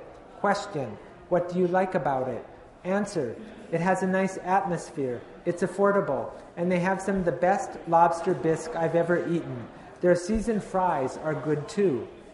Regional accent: the South, United States; I grew up in the South, and my mother and my grandmother were really good cooks.

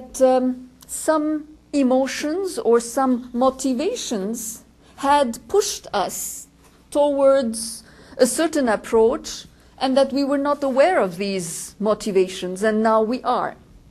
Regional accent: Lebanon; George and I come from Lebanon

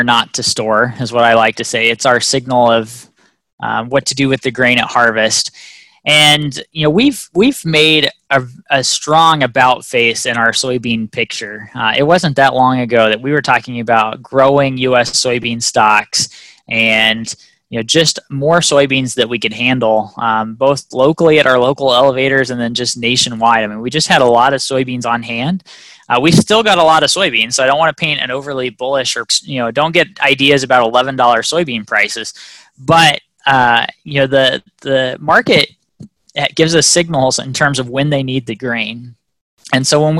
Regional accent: Missouri, United States; moved away as an adult; now in Ohio, United States; I'm from Missouri. I didn't fly to go home this summer. Instead, I drove home.

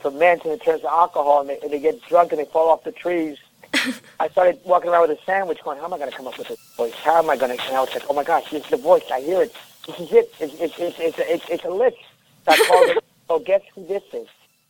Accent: New York, United States; also born or lived in Colombia; I'm a New Yorker, I'm fast-talking.

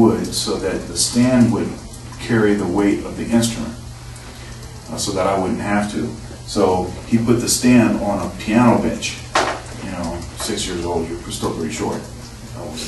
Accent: Eaton Rapids, Michigan, United States; now in Columbus, United States; I was actually born in Columbus, but then my dad's job moved us to pretty close to Lansing, Michigan, which is in the center of the state. And I grew up in Eaton Rapids, actually

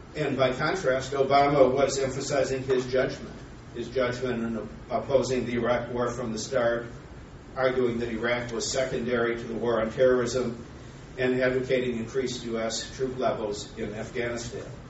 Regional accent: Minnesota, United States; I'm from Minnesota

